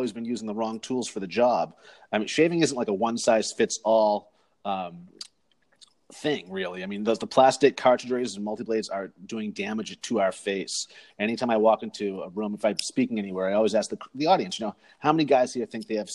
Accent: Cape Cod, Massachusetts, United States; now in Phoenix, United States; I'm originally from Massachusetts, from Cape Cod, Massachusetts, but I currently reside in Phoenix, Arizona

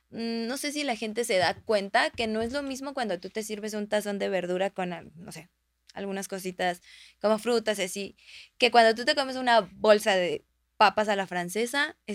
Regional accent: Texcoco, State of Mexico, Mexico; also born or lived in San Simón; yo recuerdo de niña, pues yo crecí en Texcoco y mm, vivía en un pueblo que se llamaba, se llama San Simón.

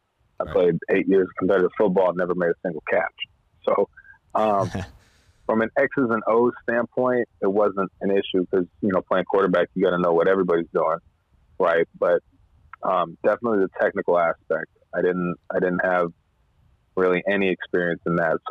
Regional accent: Hayward, California, United States; also born or lived in Frankfort, Kentucky; So I'm from Hayward, born and raised

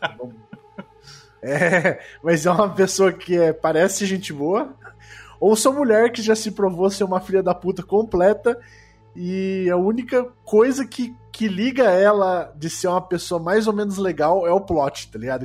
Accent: Sorocaba, São Paulo, Brazil; Sou do Desludo, Sorocaba, São Paulo

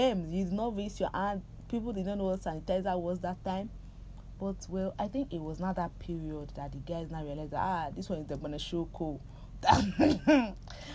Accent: Nigeria; I'm Nigerian

